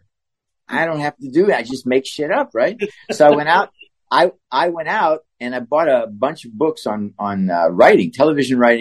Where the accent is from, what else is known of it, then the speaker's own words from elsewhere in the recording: Pittsburgh, Pennsylvania, United States; moved away; I'm from Pittsburgh